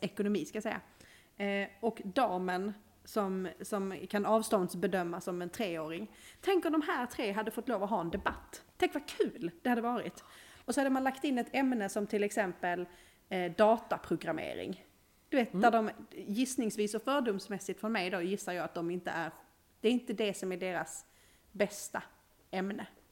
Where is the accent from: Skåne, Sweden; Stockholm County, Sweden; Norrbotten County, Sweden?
Skåne, Sweden; now in Uppsala, Sweden; Mitt skånska hjärta.